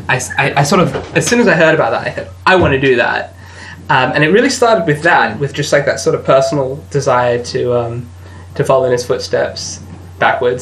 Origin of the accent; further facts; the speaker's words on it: Australia; I'm an Australian